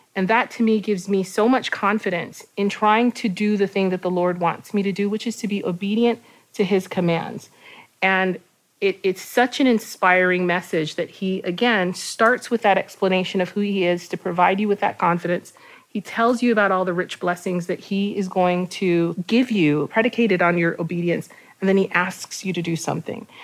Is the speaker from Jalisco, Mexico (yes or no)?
no; Puebla, Mexico; I am from Mexico, from the city of Puebla.